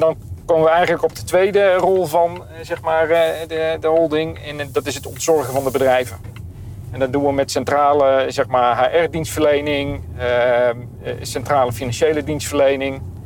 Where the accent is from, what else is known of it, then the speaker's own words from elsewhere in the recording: Netherlands; wij als Nederlanders